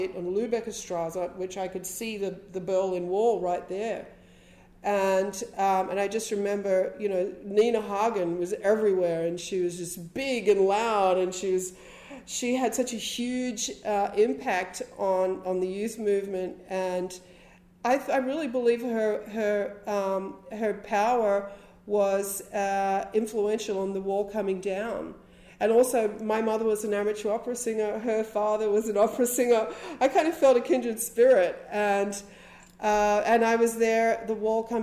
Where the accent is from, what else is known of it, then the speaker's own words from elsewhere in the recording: Wollongong, New South Wales, Australia; also born or lived in Sydney / Heathcote; they moved into a house in Wollongong when I was a teenager.